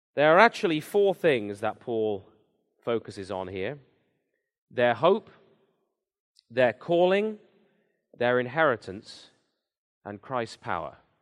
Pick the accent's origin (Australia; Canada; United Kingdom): United Kingdom; England; moved away as an adult; I'm from England originally, came here ten years ago now.